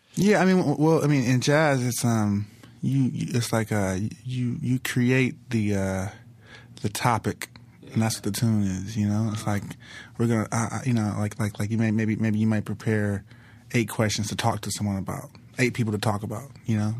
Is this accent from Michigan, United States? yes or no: no; Los Angeles, California, United States; South Central L A, South Central Los Angeles. I, you know, I grew up in first eight years of my life on, on seventy-fourth and Figueroa